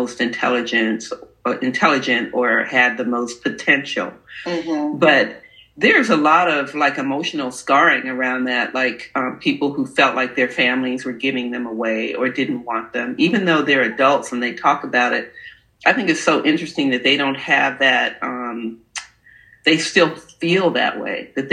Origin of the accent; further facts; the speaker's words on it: New York, United States; I was born in New York. So she would send my brother and I to down south to be with our cousins for a whole summer